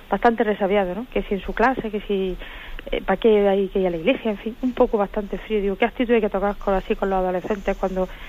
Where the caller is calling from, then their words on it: Granada, Andalusia, Spain; Soy de aquí de Granada, le llamo